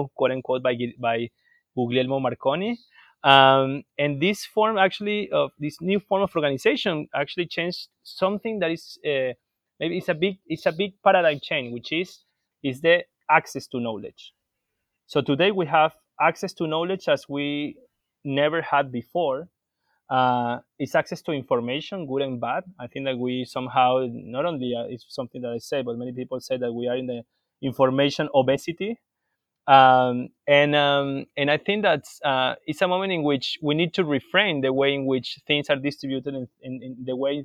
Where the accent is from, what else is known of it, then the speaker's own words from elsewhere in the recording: Venezuela; I am from Venezuela